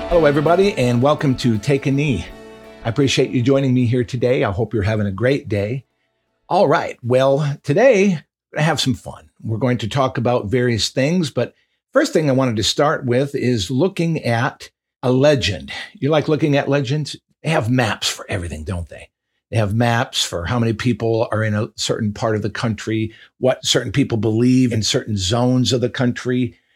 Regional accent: Michigan, United States; moved away; my home state of Michigan

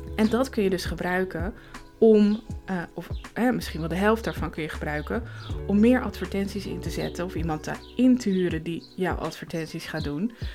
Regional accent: Zaanstreek, North Holland, Netherlands; moved away as an adult; now in Emmen, Netherlands; ik kom uit de Zaanstreek, daar ben ik geboren en getogen

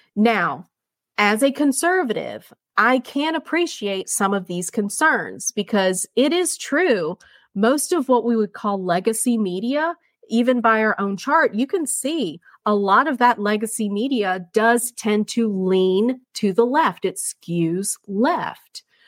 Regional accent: United States; as a conservative, as a Marine Corps veteran, uh, as an American

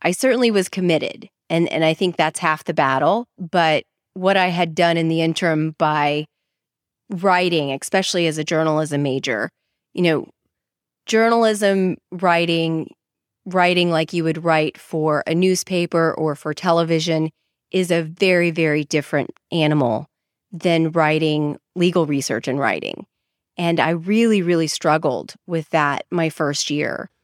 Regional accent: Dallas, Texas, United States; moved away as an adult; now in New Orleans, United States; I'm from Dallas, Texas originally

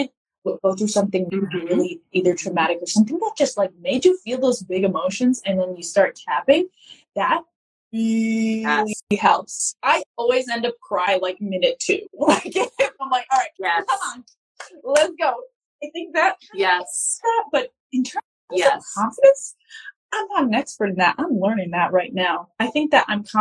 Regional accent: United States; moved away as an adult; now in Lebanon; I was born in America, and until I graduated from public school

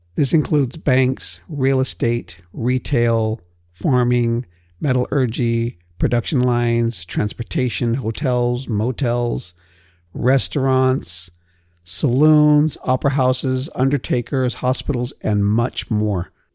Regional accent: United States; what I know from within my own family, being Native American

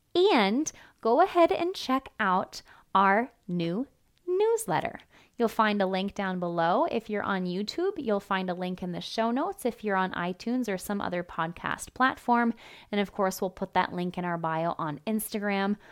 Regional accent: Iowa, United States; my home state of Iowa. Yes, Iowa. If you don't already know, born and raised here

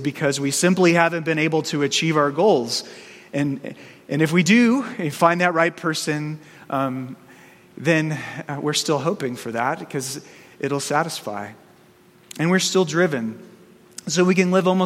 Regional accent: Arizona, United States; growing up in Arizona

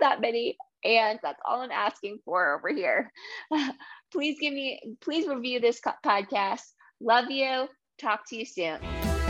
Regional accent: New England, United States; accent: New England; also born or lived in Massachusetts; I grew up in Rhode Island and Massachusetts.

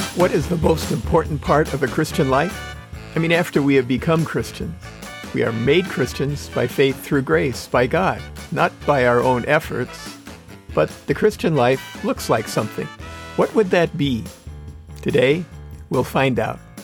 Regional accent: Wisconsin, United States; I grew up in Wisconsin

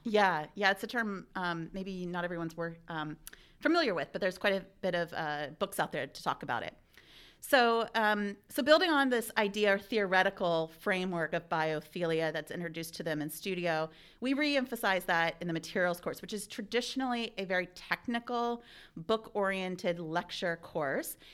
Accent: Ohio, United States; moved away; also born or lived in Oregon; I'm an Ohioan originally, so it was really nice coming back to my home state

